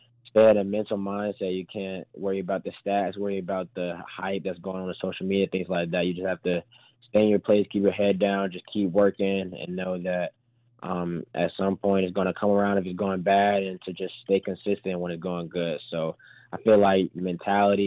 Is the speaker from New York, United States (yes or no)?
no; Atlanta, Georgia, United States; I'm from Atlanta